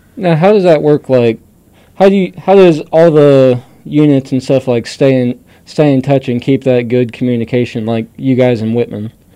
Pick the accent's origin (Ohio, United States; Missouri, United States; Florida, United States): Missouri, United States; Boone County; we're from Boone County